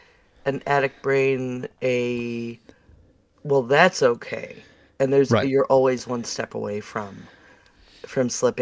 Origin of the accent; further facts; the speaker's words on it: Buffalo, New York, United States; now in North Carolina, United States; Because I'm from Buffalo.